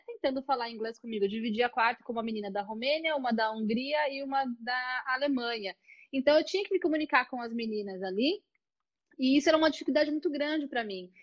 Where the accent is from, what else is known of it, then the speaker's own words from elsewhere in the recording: Brazil; eu tenho o meu sotaque, né? eu sou brasileira